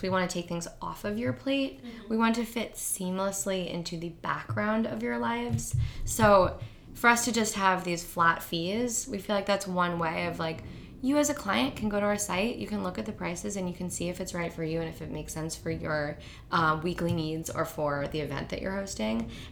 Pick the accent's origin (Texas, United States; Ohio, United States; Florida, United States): Ohio, United States; moved away as an adult; now in New York, United States; I grew up in Ohio having family dinners every single night